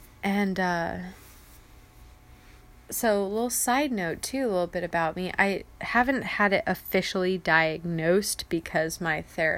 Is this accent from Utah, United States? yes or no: no; San Diego, California, United States; I hate being cold, as, again, I am from San Diego. I'm a beach bunny.